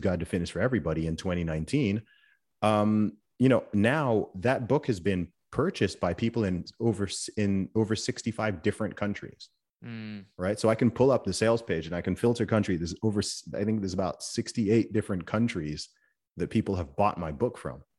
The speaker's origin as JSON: {"language": "English", "region": "England", "country": "United Kingdom", "said": "I'm from England"}